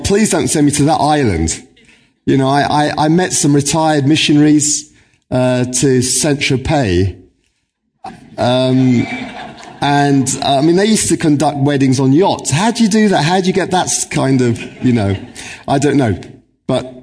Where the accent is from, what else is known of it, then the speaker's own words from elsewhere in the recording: Cape Town, Western Cape, South Africa; now in Northern Ireland, United Kingdom; I was born in Cape Town, South Africa